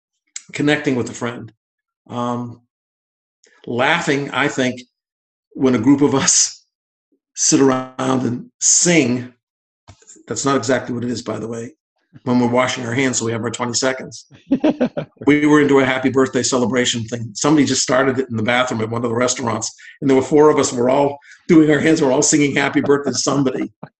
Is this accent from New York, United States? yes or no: no; Boston, Massachusetts, United States; I'm blessed that I came from Boston in 1974, and this is my home